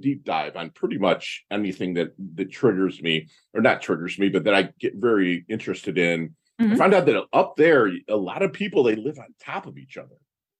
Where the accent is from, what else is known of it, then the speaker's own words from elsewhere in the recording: Midwest, United States; you know, I'm from the Midwest where, and again, mm-hmm.